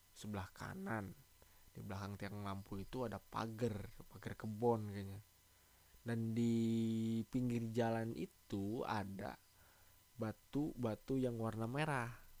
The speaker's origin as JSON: {"language": "Indonesian", "region": "Java", "country": "Indonesia", "said": "di daerah gua, di Jawa"}